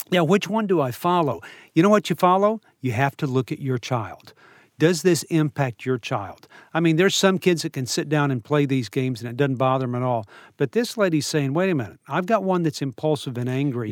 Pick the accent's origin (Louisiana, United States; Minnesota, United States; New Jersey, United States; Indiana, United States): Louisiana, United States; New Orleans; I grew up in New Orleans